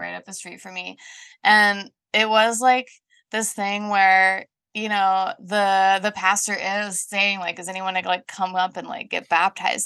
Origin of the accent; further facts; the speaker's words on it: Colorado Springs, Colorado, United States; moved away as an adult; also born or lived in the Southern United States / Denver, United States; now in Scotland, United Kingdom; I grew up in the South, um, when I was about nine, we moved from the South to Colorado Springs